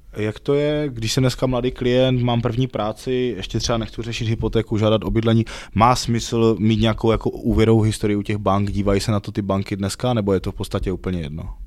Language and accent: Czech; Ostrava, Moravian-Silesian Region, Czechia; pokud jsme z menšího města u nás v Ostravě